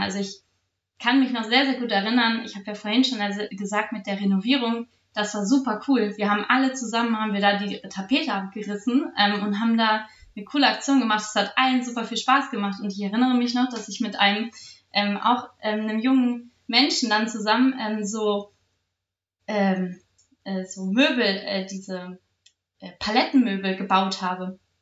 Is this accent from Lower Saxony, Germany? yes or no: yes; Salzgitter, Lower Saxony, Germany; ich habe angefangen bei der Sportjugend Salzgitter mich zu engagieren. Ich war dann auch, also bin auch immer noch in meinem Verein Jugendwarten, habe da ähm, mein, das erste J-Team in meiner Heimatstadt gegründet